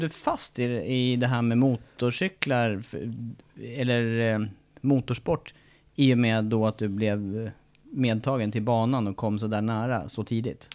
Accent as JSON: {"language": "Swedish", "town": "Eskilstuna", "region": "Södermanland", "country": "Sweden", "said": "där jag kommer från Eskilstuna"}